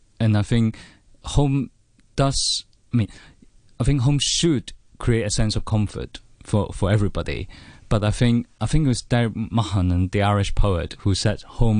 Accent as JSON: {"language": "English", "country": "Hong Kong", "tie": "born or raised there", "moved": "as an adult", "lives_now": "United Kingdom", "said": "I'm a poet and also a fiction writer. I was born in Hong Kong in 1979, and I was born educated here. And I went to the Chinese University of Hong Kong."}